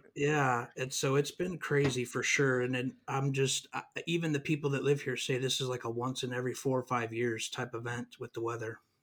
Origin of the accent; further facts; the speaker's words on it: California, United States; now in Mississippi, United States; I'm from California. We moved out here